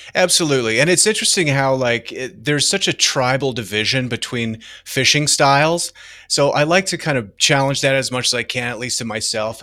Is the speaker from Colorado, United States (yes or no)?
yes; Denver, Colorado, United States; I'm from Denver. I was born here.